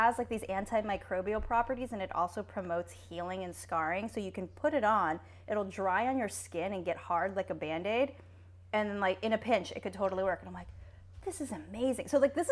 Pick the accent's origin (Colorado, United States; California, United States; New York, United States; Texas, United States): California, United States; Dana Point; moved away; I grew up in Orange County and like Dana Point area